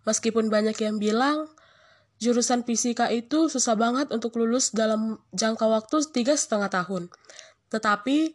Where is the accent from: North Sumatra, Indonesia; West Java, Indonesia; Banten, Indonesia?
North Sumatra, Indonesia; moved away as an adult; now in Lampung, Indonesia; Aku sih berasal dari Sumatera Utara. Ya, cukup lumayan jauh sih untuk ke Lampung, tetapi aku harus mencoba untuk merantau meskipun susah sih untuk jauh dari orang tua.